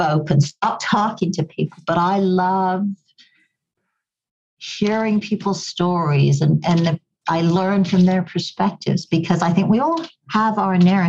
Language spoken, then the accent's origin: English; Kenya; accent: a bit of an English accent; also born or lived in Goa, India; now in Canada; I grew up in Kenya, I have a bit of an English accent because it used to be a British colony. And of course, I now live in Canada